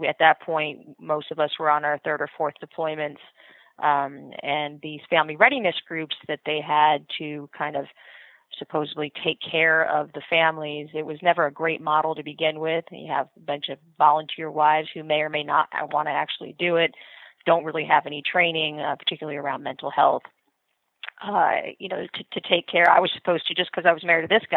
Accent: New Rochelle, New York, United States; moved away; also born or lived in California; I grew up in New Rochelle, New York, kind of city type of living

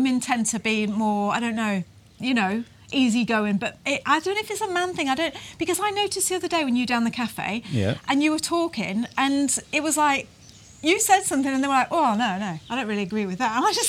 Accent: England, United Kingdom; moved away as an adult; now in Taranaki, New Zealand; we are British.

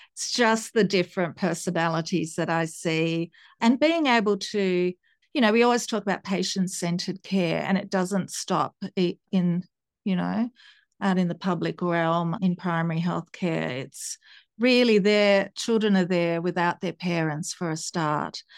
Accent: Tasmania, Australia; also born or lived in Italy / Sydney; I grew up in Tasmania

